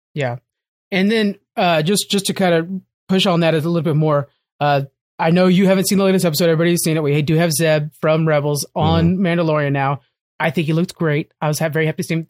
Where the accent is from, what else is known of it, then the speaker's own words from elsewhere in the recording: United States; as an American